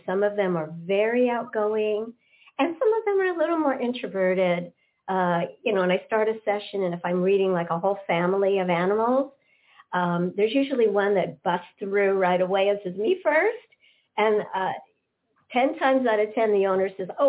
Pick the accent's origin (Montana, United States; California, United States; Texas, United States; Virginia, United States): California, United States; West Hollywood; I grew up in West Hollywood, California